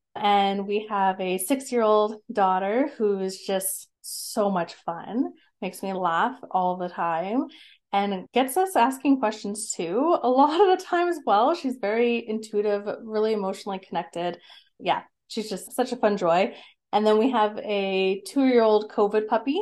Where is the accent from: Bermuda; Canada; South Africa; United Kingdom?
Canada; Calgary, Alberta; also born or lived in Lethbridge; I grew up in Calgary and surrounding areas. So I've always been in Alberta.